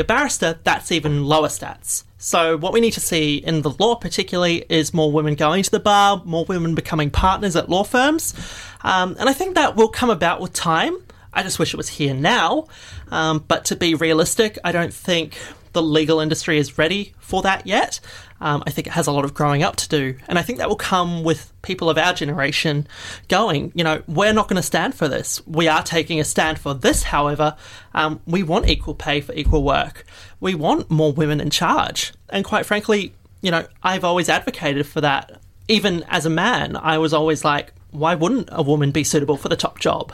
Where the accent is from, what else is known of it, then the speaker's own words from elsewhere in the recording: New Zealand; now in Australia; I come from New Zealand